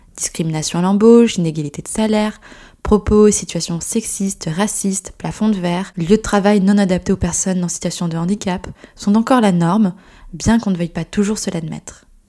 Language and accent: French; Gironde, Nouvelle-Aquitaine, France; also born or lived in United Kingdom; now in Paris, France; je suis originaire d'un petit village de Gironde, et je vis aujourd'hui à Paris depuis quelques années maintenant